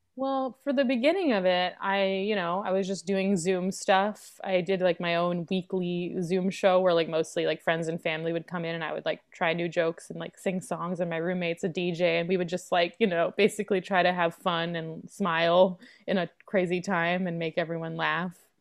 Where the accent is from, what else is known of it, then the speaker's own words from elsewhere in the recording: New York City, New York, United States; I'm from New York City. I grew up in Lower Manhattan